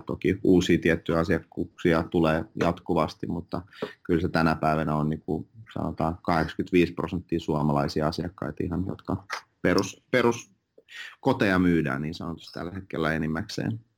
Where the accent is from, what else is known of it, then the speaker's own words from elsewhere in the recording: Finland; first language Finnish and Russian; also born or lived in Russia; mä olin viisivuotias, kun mä muutin Suomeen, että mä kaksi passia, äidin, äidinkielen suomi ja venäjä